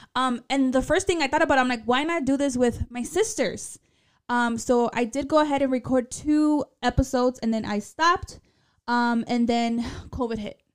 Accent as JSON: {"language": "English", "town": "Chicago", "region": "Illinois", "country": "United States", "tie": "born or raised there", "also_born_or_lived": "Zacatecas, Mexico", "accent": "paisa", "said": "I was born in Chicago, but I might as well been born in Zacatecas"}